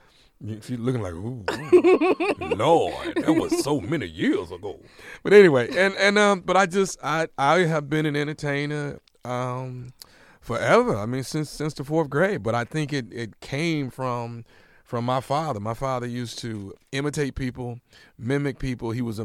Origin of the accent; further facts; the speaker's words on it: Houston, Texas, United States; Okay. Well, I grew up in Houston, Texas.